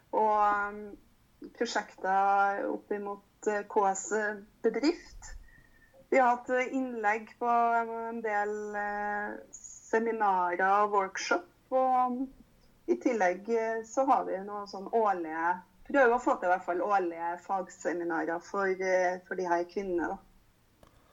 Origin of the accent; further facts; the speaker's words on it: Trondheim, Trøndelag, Norway; jeg kommer jo fra Trondheim